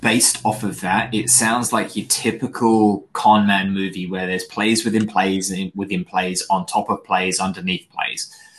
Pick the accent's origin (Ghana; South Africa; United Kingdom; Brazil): United Kingdom; I'm British